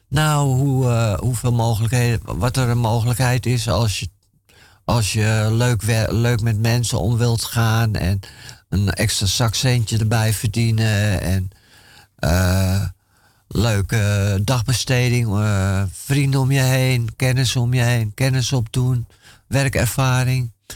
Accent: Amsterdam, North Holland, Netherlands; ik ben in Amsterdam-Noord uh, opgegroeid

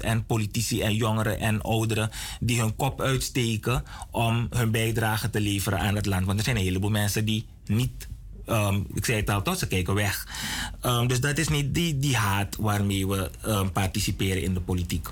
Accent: Suriname; we als Surinamers

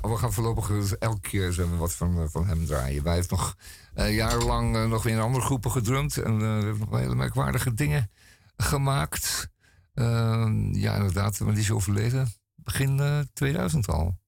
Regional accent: Netherlands; wij zijn Nederlanders

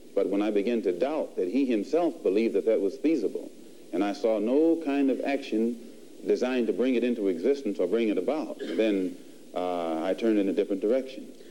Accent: United States; being an American and not having uh, any, not being able to speak the Arabic language

